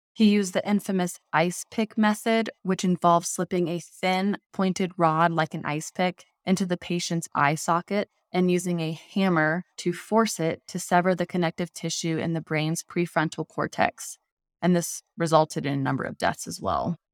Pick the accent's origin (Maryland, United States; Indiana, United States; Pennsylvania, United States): Indiana, United States; I grew up in Indiana